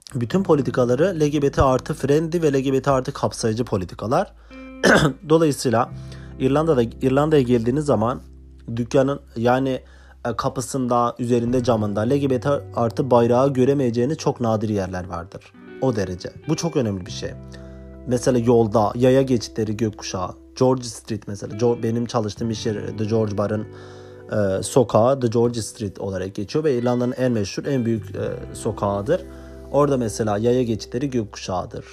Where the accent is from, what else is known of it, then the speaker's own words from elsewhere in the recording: Turkey; moved away as an adult; now in Ireland; ben Türkiye'den geliyorum